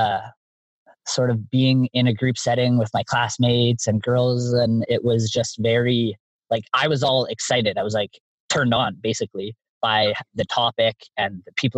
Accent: Canada; I'm from Canada

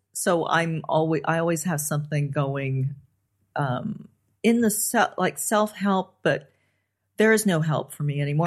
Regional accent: Los Angeles, California, United States; I grew up on the Sunset Strip

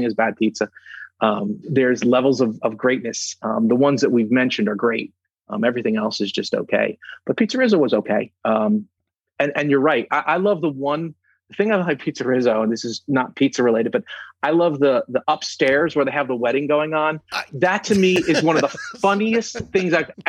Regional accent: New Jersey, United States; I'm from New Jersey

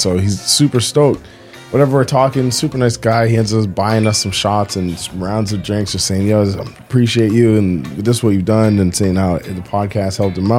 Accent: Toronto, Ontario, Canada; when we say we're from Toronto

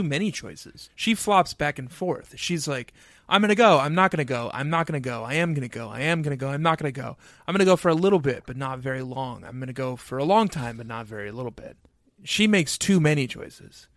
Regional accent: Excelsior, Minnesota, United States; growing up in Excelsior, Minnesota

